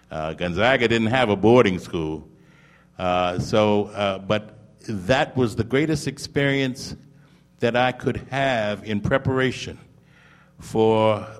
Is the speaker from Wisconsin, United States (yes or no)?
no; St. Paul, Minnesota, United States; born there; I'm a Midwesterner. I was born in St. Paul, Minnesota.